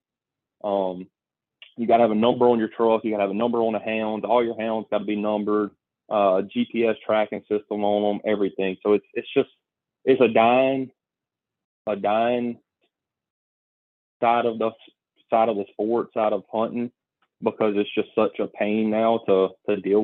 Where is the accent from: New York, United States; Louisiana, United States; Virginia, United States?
Louisiana, United States; Venice; I grew up in around Venice, like going to Venice, Louisiana, fishing inshore